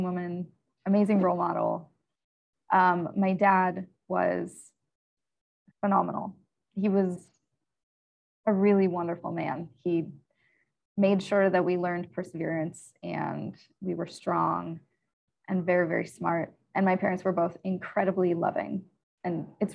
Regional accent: central Pennsylvania, United States; I grew up in central Pennsylvania.

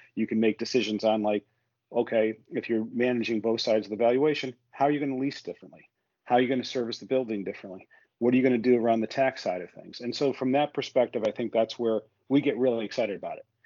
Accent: United States; I, I I, have grown businesses as an American or a North American in Europe

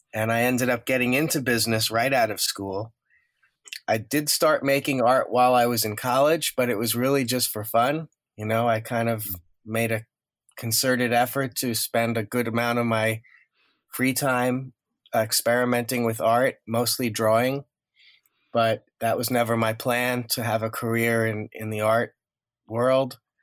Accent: Woodmere, New York, United States; also born or lived in Far Rockaway, Queens, New York; I grew up in a town called Woodmere, which is just over the border in Nassau County, Long Island

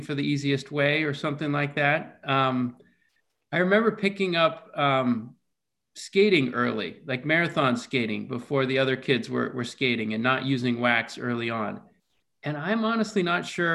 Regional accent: New Hampshire, United States; born or raised there; also born or lived in Corvallis, Oregon

